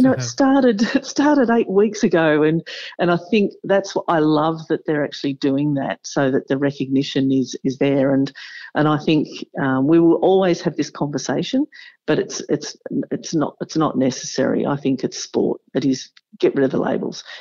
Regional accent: Victoria, Australia; being back in my home state in Victoria

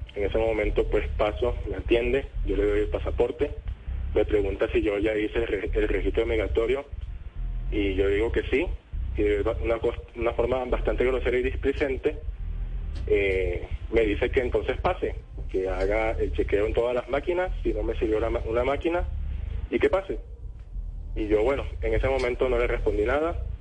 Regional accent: Colombia; ingresando al país pues como colombiano

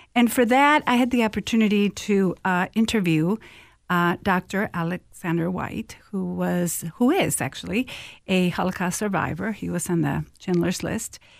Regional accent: Mexico; moved away as an adult; now in Minnesota, United States; I'm originally from Mexico, and I came here to study at the University of Minnesota

